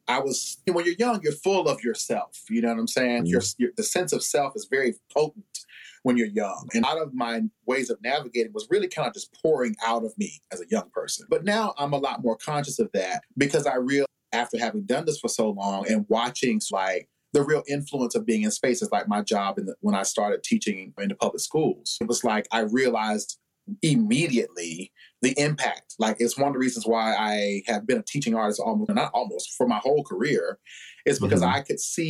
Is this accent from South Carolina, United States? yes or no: yes; Newberry, South Carolina, United States; now in Columbia, United States; I'm from Newberry, South Carolina, so we didn't have a lot of that going on in Newberry.